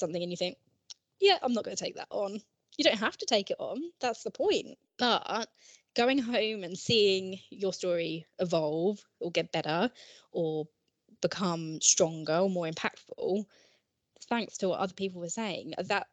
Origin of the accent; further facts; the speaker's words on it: Ashford, South East England, United Kingdom; moved away as an adult; I'm originally from Kent, and I went to Highworth School, which is in Ashford, Kent. I did my GCSEs, A-levels, everything there.